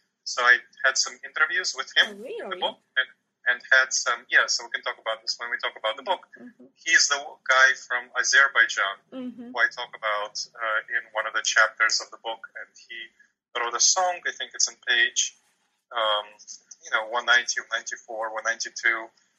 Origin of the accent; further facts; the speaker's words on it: New York City, New York, United States; I grew up in New York City and visited the Russian area of New York City, Brighton Beach quite often. I didn't live there. But I grew up there.